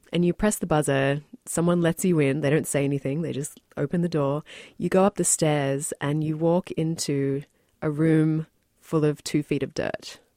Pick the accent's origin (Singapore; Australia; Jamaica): Australia; moved away as an adult; also born or lived in New Zealand; now in New York, United States; I've lived in New York for, mm, seven years, but I was born in New Zealand and then grew up in Australia.